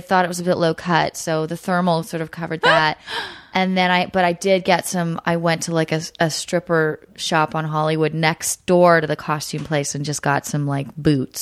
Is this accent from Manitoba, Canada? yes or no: no; Montreal, Quebec, Canada; first language French; English is a second language; moved away; Montreal is my, you know, it's just, I know it's my hometown